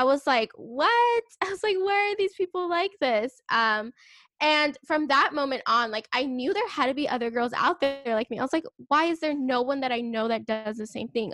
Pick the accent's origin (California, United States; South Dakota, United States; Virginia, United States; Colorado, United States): California, United States; I'm from California.